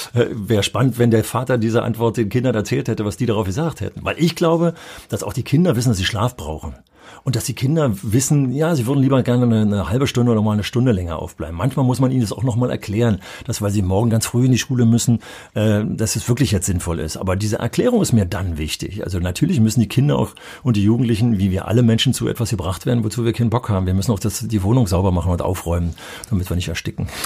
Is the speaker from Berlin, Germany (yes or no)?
yes; Berlin, Germany; moved away; als Berliner Schüler